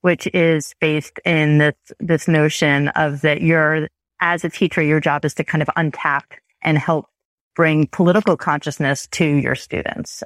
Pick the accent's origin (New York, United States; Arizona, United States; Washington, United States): New York, United States; Chappaqua; also born or lived in France; now in Toronto, Canada; I grew up in New York State, about, in a suburb of New York City.